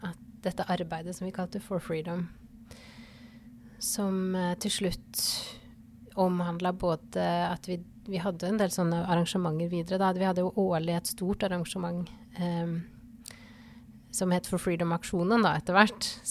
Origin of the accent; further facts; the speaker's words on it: Porsgrunn, Telemark, Norway; moved away as an adult; also born or lived in Ålesund / Bergen; now in Fidjåsen, Norway; man kan jo høre på dialekta at jeg ikke er herfra. Jeg er fra Porsgrunn, men jeg har bodd altså jeg tror det ble totalt 18 år på Vestlandet.